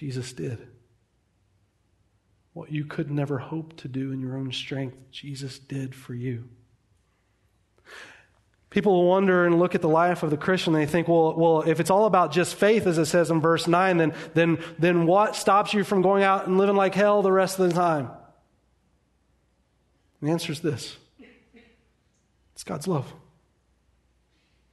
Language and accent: English; United States; We are American. We like our comfort and luxury.